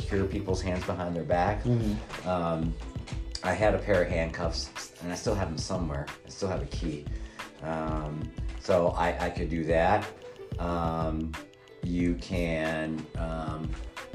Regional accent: Mansfield, Ohio, United States; born or raised there

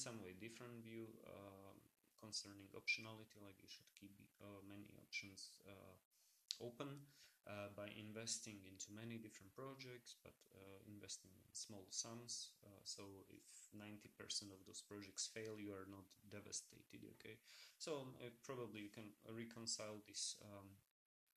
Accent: Slovakia; I come from Slovakia. It's also a small country.

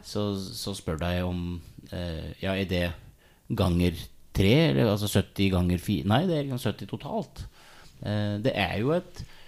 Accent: Hole, Buskerud, Norway; står jo litt i en lokal matbutikk hjemme i Hole, da, og selger ost om sommeren

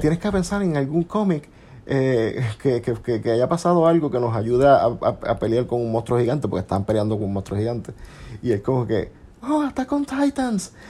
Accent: Puerto Rico; nosotros somos de Puerto Rico

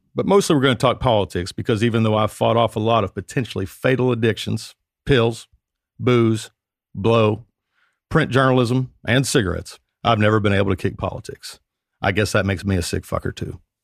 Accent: Owensboro, Kentucky, United States; accent: country accent; moved away as an adult; also born or lived in Washington, D.C. / Nashville, Tennessee; now in Los Angeles, United States; I'm a kid from Kentucky. I grew up in a town called Owensboro

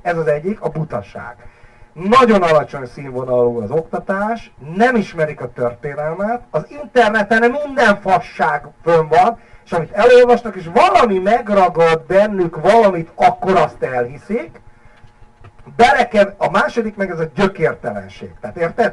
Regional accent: Hungary; De én magyar vagyok

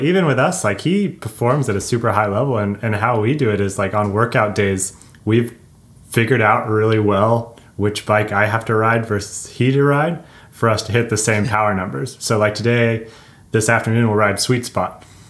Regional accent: California, United States; there's certain styles of descending growing up in SoCal that he's better than I at.

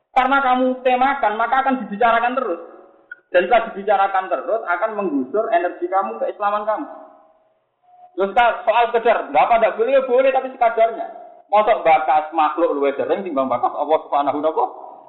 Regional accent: Java, Indonesia; kulo sebagai orang Jawa

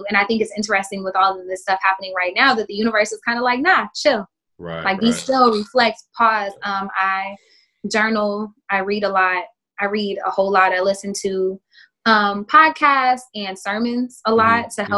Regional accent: Oklahoma, United States; growing up in Oklahoma, because I'm from there also, being in the Bible Belt

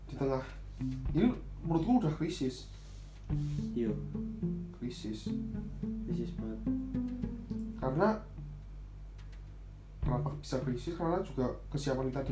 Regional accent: Java, Indonesia; ya dewi wong Jawa emang kita tuh orang Jawa yang nggak lepas dari hubungan sosial

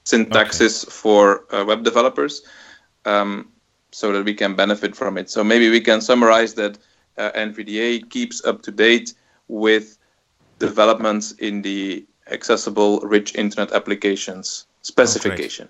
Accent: Belgium; I'm from Belgium.

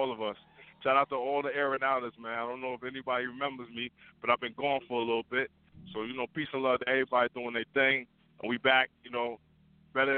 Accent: New York City, New York, United States; I'm from Queens

